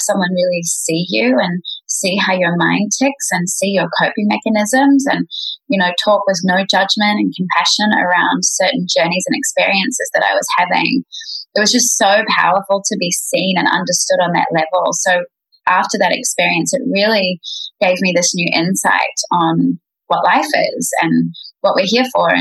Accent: Queenstown, Otago, New Zealand; now in Bali, Indonesia; I was born in New Zealand in a place called Queenstown

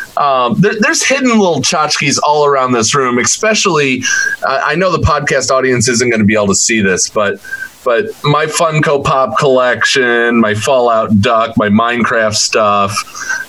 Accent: Ohio, United States; forgive the Midwesterner in me, because I you know, was born and raised in Ohio

